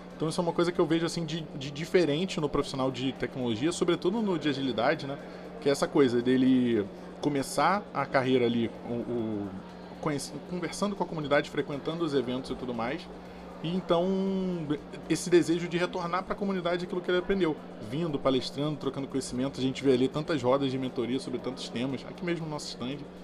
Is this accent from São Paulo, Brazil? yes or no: no; Rio de Janeiro, Brazil; Eu sou do Rio